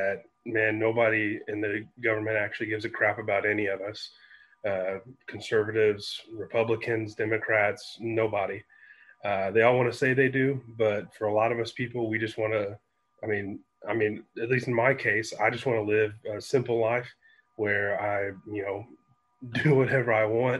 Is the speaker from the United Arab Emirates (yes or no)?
no; Indiana, United States; growing up in Indiana, it's very, very conservative